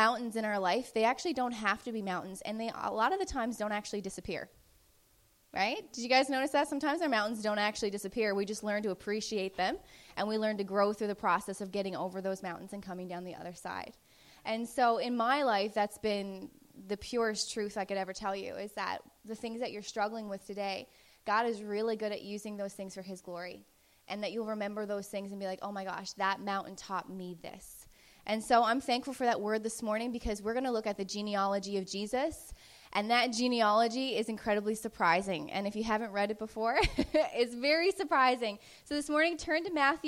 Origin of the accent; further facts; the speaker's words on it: Newfoundland and Labrador, Canada; I was from Newfoundland